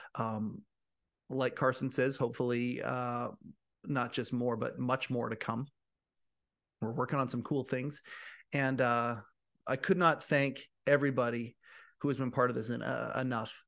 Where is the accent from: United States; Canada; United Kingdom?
Canada; Canadian, I'm a Canadian too